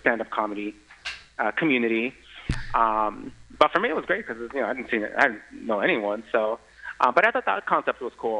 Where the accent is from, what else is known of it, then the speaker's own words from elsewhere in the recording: San Mateo, California, United States; San Mateo County, which is where I grew up. I grew up in the city of San Mateo, also where the Pride Center is located.